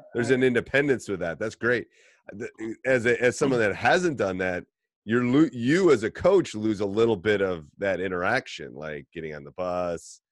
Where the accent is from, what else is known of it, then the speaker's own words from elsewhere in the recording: Midwest, United States; accent: midwestern drawl; midwestern draw like we have